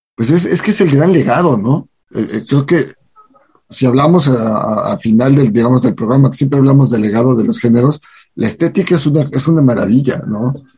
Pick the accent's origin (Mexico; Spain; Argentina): Mexico